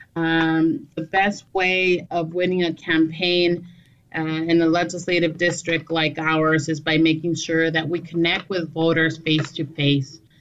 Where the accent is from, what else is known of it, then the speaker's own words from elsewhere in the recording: Douglas, Arizona, United States; also born or lived in Agua Prieta, Sonora, Mexico; now in Phoenix, United States; I'm originally from southern Arizona, from a border town, uh, Douglas and Agua Prieta. I was born in Douglas, raised between the two cities.